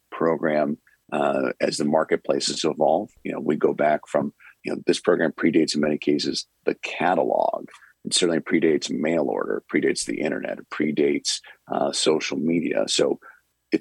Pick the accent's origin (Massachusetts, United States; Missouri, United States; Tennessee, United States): Massachusetts, United States; Western; I was from Western Massachusetts